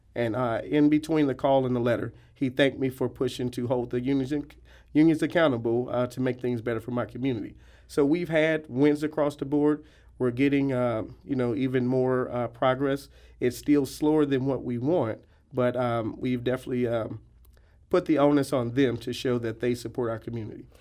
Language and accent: English; Ferguson, Missouri, United States; also born or lived in Columbia, Missouri; my hometown of Ferguson